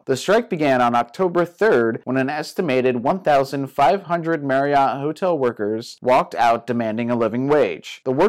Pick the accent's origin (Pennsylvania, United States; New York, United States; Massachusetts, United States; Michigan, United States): Massachusetts, United States; Boston; now in New Bedford, United States; I'm from South Boston. I was born and raised here. Now I live in New Bedford, so I drive over 100 miles a day just to get to work